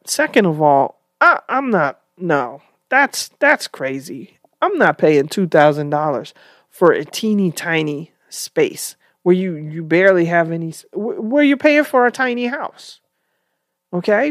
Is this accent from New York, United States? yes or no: yes; New York City, New York, United States; I grew up in New York, And we didn't live in a tiny apartment. We were in the Bronx